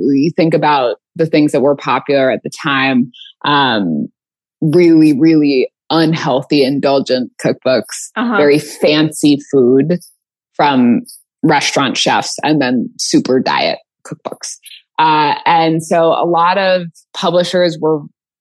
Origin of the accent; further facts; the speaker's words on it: California, United States; I'm from California.